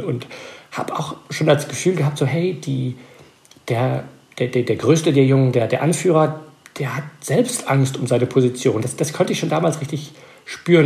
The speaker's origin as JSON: {"language": "German", "country": "Belgium", "second_language": "German", "moved": "as an adult", "lives_now": "United States", "said": "ich bin Belgier, aber meine Mutter war Deutsche und als Kind habe ich mit ihr Deutsch geredet"}